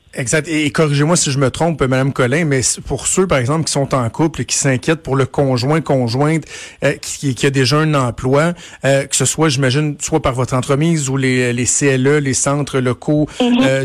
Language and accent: French; Laval, Quebec, Canada; also born or lived in LaSalle, Montreal; je suis né à Ville-la-Salle, j'ai grandi à Laval